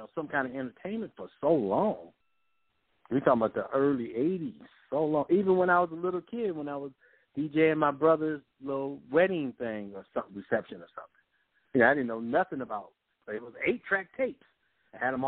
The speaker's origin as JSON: {"language": "English", "town": "Compton", "region": "California", "country": "United States", "tie": "born or raised there", "said": "even though we grew up in Compton, we had a house"}